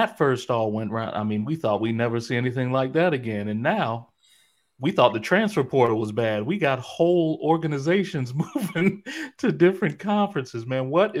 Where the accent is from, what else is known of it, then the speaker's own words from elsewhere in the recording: Midwest, United States; moved away; I'm just not a Florida person. I'm originally from the Midwest, so Florida is just, it's too hot.